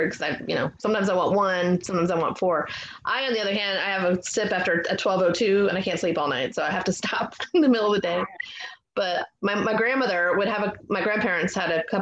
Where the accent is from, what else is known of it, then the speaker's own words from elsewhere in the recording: Fort Lauderdale, Florida, United States; now in Maryland, United States; I grew up in Fort Lauderdale